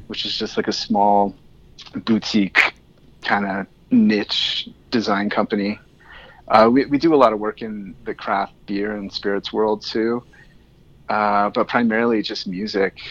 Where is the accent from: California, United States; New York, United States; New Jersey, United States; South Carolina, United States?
California, United States; Tehachapi; I grew up in Tehachapi